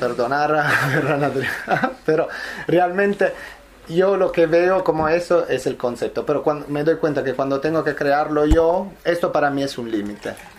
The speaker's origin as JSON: {"language": "Spanish", "region": "Apulia", "country": "Italy", "also_born_or_lived": "Milan", "second_language": "Spanish", "moved": "as an adult", "lives_now": "Barcelona, Spain", "said": "En Italia lo hacía en Puglia, pero mm, donde nació el proyecto de donde soy yo, que es el sur de Italia"}